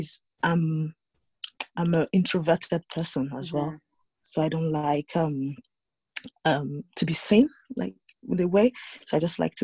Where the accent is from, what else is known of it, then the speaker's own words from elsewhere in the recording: Nigeria; moved away as an adult; now in Rotherham, United Kingdom; I'm originally from Nigeria